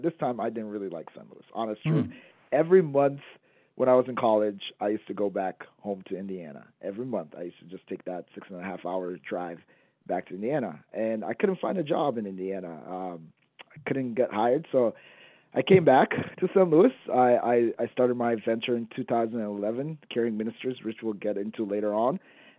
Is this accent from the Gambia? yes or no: yes; Gambia; now in United States; Yeah, so I'm Gambian American. So I'm originally from Gambia, West Africa, which is a tiny, tiny spot in West Africa.